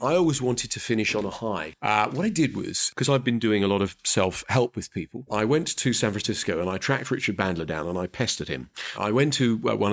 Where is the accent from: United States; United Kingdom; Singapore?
United Kingdom; London; I am a bloke from North London